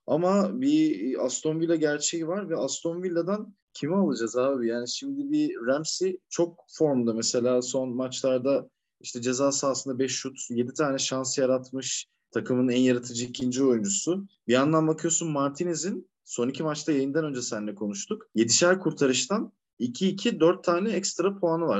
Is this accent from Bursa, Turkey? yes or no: yes; Karacabey, Bursa, Turkey; born or raised there